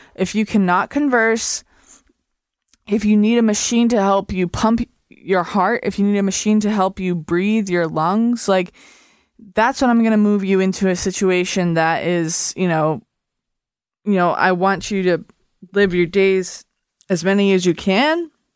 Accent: United States; I'm an American

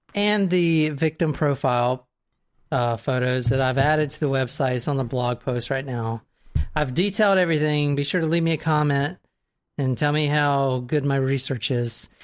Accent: the South, United States; I'm in from the South

